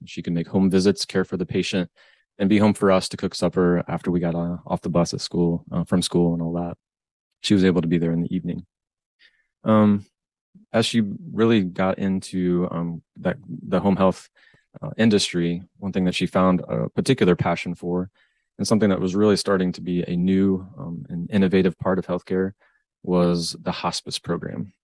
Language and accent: English; Northwest Ohio, United States; born and raised in Northwest Ohio.